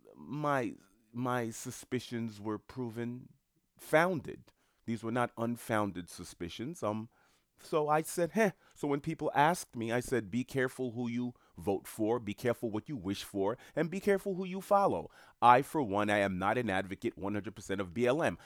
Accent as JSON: {"language": "English", "town": "New York City", "region": "New York", "country": "United States", "moved": "yes", "lives_now": "Florida, United States", "said": "I'm from New York City."}